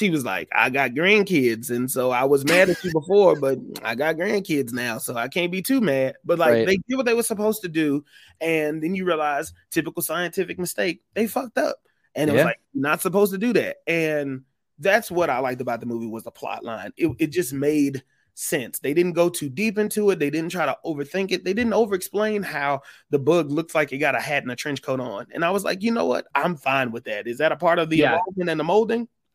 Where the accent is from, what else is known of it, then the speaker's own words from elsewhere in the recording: Houston, Texas, United States; growing up in Houston, which is where I watched, which is where my love for movies came from